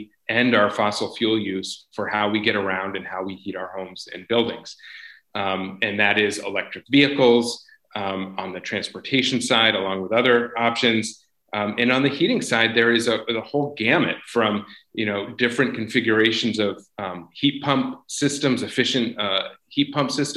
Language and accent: English; Vermont, United States; I grew up in Vermont. I'm a ninth generation Vermonter, but I was away for a period for school